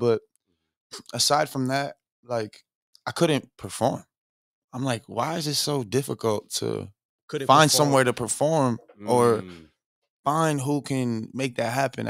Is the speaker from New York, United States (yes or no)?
no; Cliffside Park, New Jersey, United States; moved away as an adult; now in Miami, United States; I'm from New Jersey. Shout out New Jersey. From Cliffside Park, New Jersey.